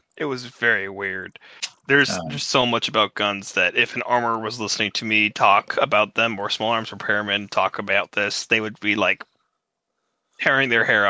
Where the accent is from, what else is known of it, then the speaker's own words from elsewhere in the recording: United States; I'm American